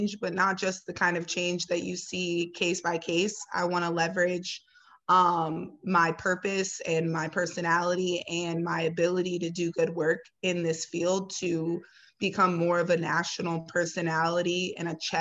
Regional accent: Ohio, United States; now in Chicago, United States; I'm originally from Ohio

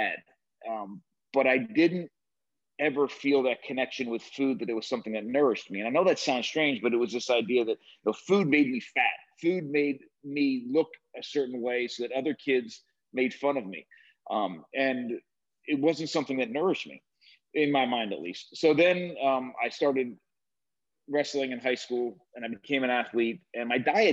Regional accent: New Jersey, United States; I grew up in New Jersey on the near the shore, not far from where they filmed Jersey Shore

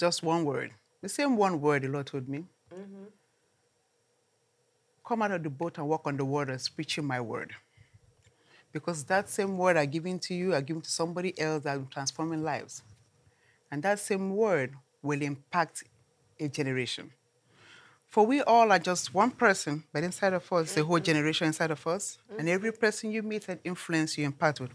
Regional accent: Nigeria; moved away; I come from Nigeria

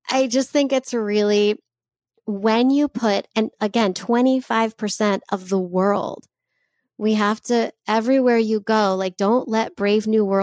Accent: United States; like growing up Jewish, there's a lot that can be told. And it's been an interesting journey for me growing up in America with, you know, access to people from all over the place.

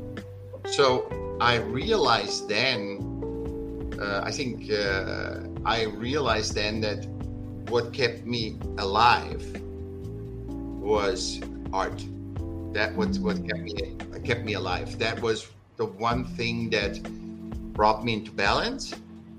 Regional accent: Vienna, Austria; now in California, United States; I was born in Vienna, in Austria.

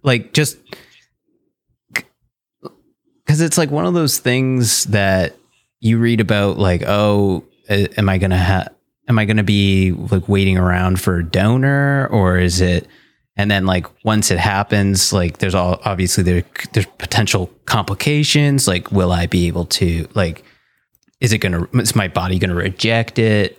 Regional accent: Fonthill, Ontario, Canada; moved away as an adult; also born or lived in Toronto, Canada; now in Ottawa, Canada; I'm actually from Font Hill

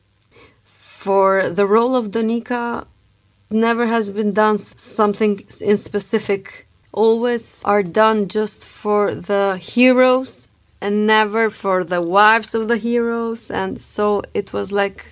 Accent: Struga, North Macedonia; now in Pristina, Kosovo; I'm from Macedonia. We came from Struga.

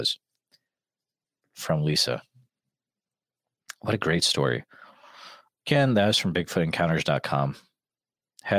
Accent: Western Massachusetts, United States; growing up in Western Mass

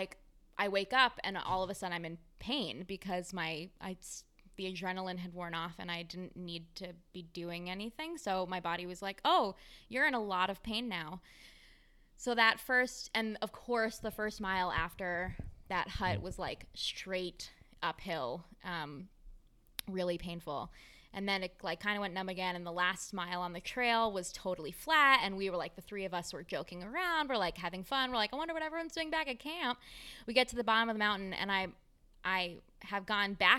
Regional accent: New York, United States; I'm from New York

